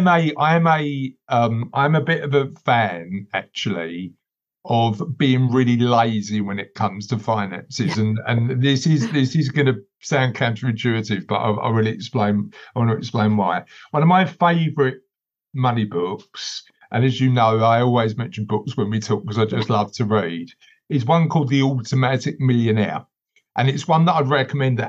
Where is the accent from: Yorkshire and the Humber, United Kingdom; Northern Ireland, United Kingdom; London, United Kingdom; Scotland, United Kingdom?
London, United Kingdom; I'm from East London originally. I live sort of on the East London Essex borders now, but I'm from East London originally.